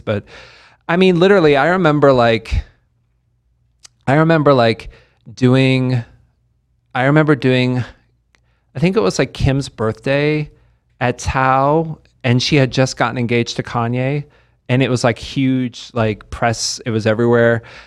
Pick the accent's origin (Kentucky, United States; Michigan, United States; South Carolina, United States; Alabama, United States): Kentucky, United States; Lexington; also born or lived in West Virginia; now in Las Vegas, United States; I grew up in Lexington mainly, which is a, it's a great place to live, Lexington, Kentucky